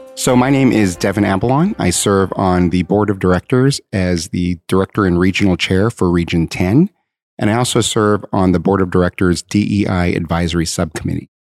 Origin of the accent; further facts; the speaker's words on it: Southern California, United States; I grew up um, in Southern California um, I'm Asian American